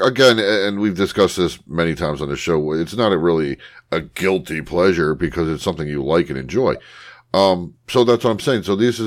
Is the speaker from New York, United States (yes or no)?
no; northern Pennsylvania, United States; But then I'm a northern Pennsylvania guy.